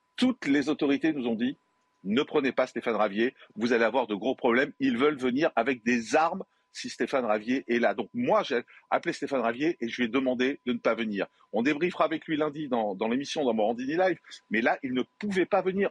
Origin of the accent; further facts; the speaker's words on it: Marseille, Provence-Alpes-Côte d'Azur, France; j'ai grandi à Marseille